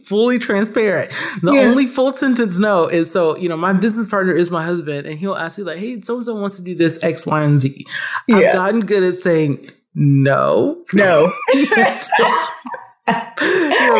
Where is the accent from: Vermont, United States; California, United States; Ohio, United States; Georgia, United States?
Georgia, United States; Atlanta; growing up in Atlanta